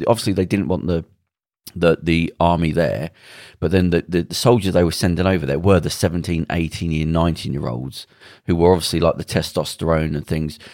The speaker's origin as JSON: {"language": "English", "town": "Belfast", "region": "Northern Ireland", "country": "United Kingdom", "tie": "born or raised there", "said": "when I grew up in Belfast, there were soldiers in, out, outside all the houses"}